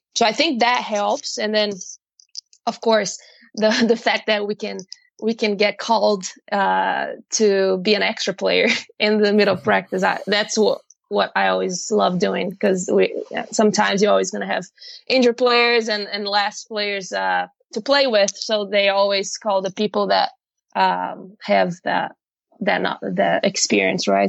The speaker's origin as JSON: {"language": "English", "country": "Brazil", "also_born_or_lived": "Ohio, United States", "moved": "as an adult", "said": "I'm actually from Brazil. And I came to actually went to America because I'm not there anymore. Went to America in 2010"}